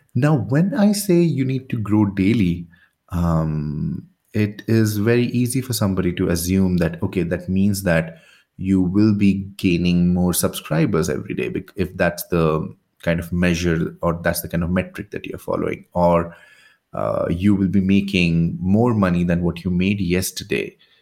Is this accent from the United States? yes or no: no; India; I'm from India